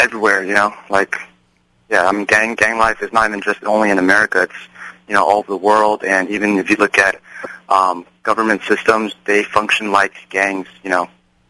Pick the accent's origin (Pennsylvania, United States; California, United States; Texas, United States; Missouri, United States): California, United States; San Jose; I was raised in San Jose